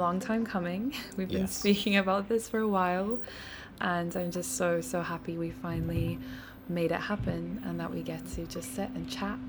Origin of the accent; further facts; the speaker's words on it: Cape Town, Western Cape, South Africa; also born or lived in London; I grew up here in South Africa